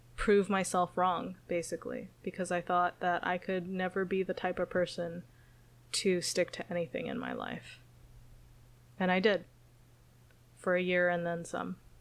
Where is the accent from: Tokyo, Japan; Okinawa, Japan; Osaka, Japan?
Okinawa, Japan; moved away; also born or lived in San Jose, California; moving to Okinawa, Japan, which is my hometown